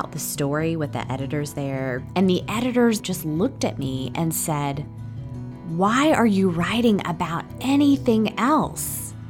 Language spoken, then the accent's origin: English; Indiana, United States; moved away; also born or lived in Los Angeles; I was from Indiana